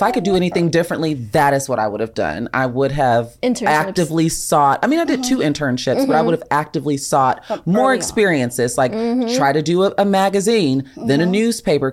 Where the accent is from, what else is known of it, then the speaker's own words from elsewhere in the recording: Chicagoland area, Illinois, United States; now in Los Angeles, United States; I'm from right outside of Chicago.